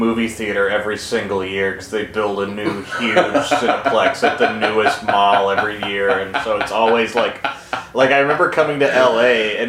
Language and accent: English; Plano, Texas, United States; moved away as an adult; now in Los Angeles, United States; That's how it was in Plano when I was growing up.